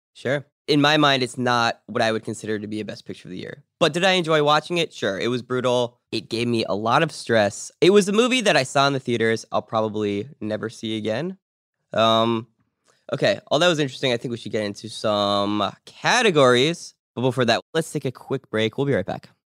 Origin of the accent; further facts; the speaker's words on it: Pittsburgh, Pennsylvania, United States; I was born in Pittsburgh.